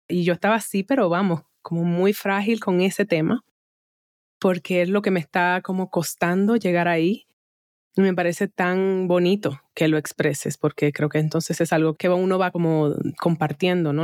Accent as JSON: {"language": "Spanish", "country": "Dominican Republic", "moved": "yes", "lives_now": "United States", "said": "Nosotros en República Dominicana, ahora, no me encuentro allá, pero te ahí en mi corazón, porque por más que está brinque y salte, al final caribeña soy"}